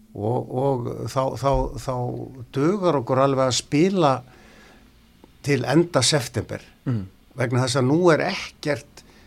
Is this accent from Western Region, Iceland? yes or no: no; Neskaupstaður, Eastern Region, Iceland; moved away; also born or lived in Ísafjörður; Ég er frá Neskvæmstað